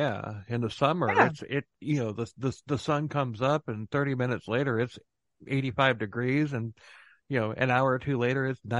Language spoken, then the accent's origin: English; Florida, United States; we're from Florida